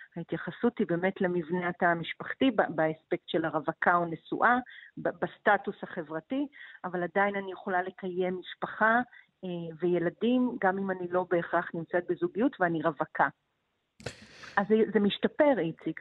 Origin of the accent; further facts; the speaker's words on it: Israel; אני מקיבוץ